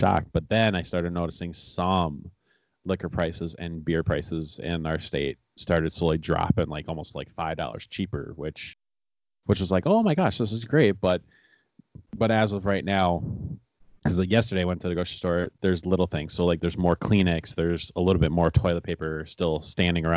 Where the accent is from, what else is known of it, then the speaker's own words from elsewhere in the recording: Milwaukee, Wisconsin, United States; I grew up in the Milwaukee County area and been living here my whole life